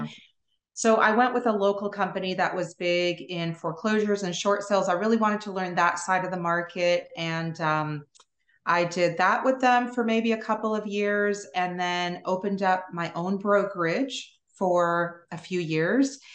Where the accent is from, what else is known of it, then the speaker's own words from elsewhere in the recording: Toronto, Ontario, Canada; moved away as an adult; now in Pensacola, United States; I'm originally from Toronto, Canada